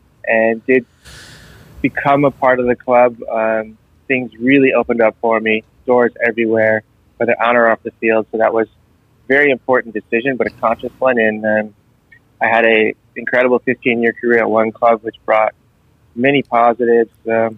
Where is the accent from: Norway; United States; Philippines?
United States; San Diego, California; From day one, I was convinced, and I had the pleasure of growing up and playing for the Nomads